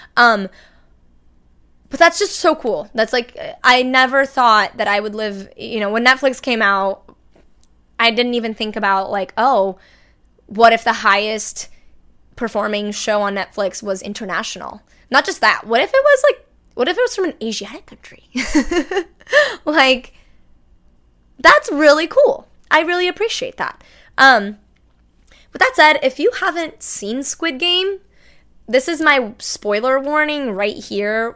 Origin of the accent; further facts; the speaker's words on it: Brazil; now in United States; my home country of Brazil